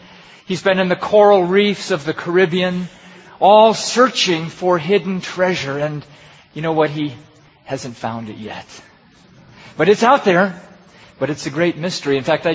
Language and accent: English; Pakistan; And I have a good friend that I grew up with in Pakistan.